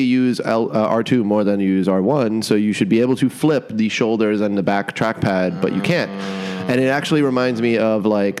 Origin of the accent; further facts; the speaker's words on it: New York City, New York, United States; I am merely from Brooklyn.